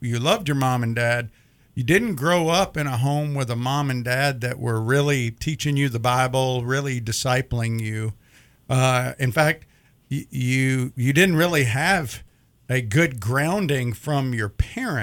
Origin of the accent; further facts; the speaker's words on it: Mississippi, United States; I grew up in Mississippi